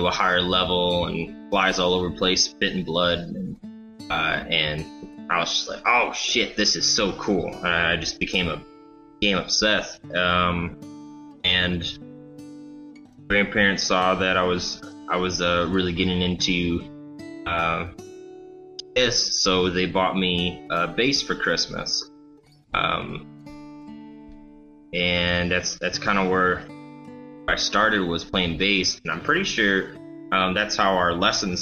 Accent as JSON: {"language": "English", "town": "Rollin", "region": "Michigan", "country": "United States", "tie": "born or raised there", "also_born_or_lived": "Battle Creek, Michigan / Kalamazoo, Michigan", "said": "I'm from originally Rolland, Michigan, which is a small highway"}